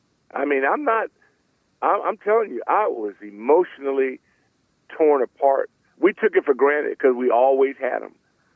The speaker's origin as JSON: {"language": "English", "town": "Los Angeles", "region": "California", "country": "United States", "tie": "born or raised there", "moved": "yes", "said": "I grew up in Los Angeles. I had the Lakers and the Dodgers"}